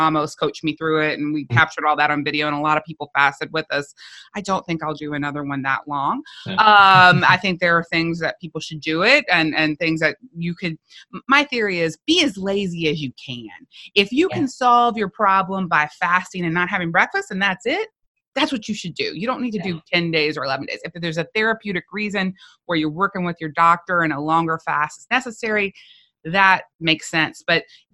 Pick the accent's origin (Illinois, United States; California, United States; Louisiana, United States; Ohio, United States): Louisiana, United States; South; I was from South Louisiana